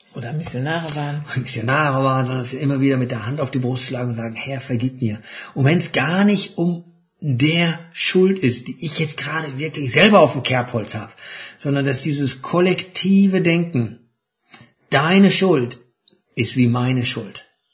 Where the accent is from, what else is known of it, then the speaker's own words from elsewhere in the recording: Germany; wir als Deutsche